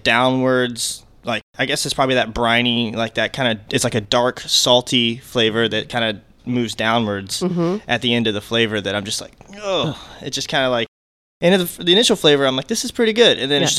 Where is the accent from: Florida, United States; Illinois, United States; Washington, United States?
Florida, United States; Plant City; I still live in Plant City.